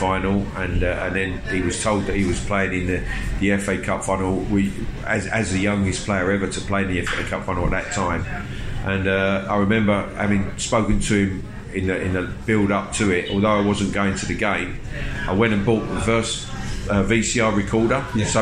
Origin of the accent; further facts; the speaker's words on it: Hornchurch, London, United Kingdom; accent: Cockney; also born or lived in Stepney, London; I'm actually a Cockney, although mum and dad lived in Hornchurch in Essex, in the same road as Ronnie Boyce, so grew up knowing obviously Ronnie and his children.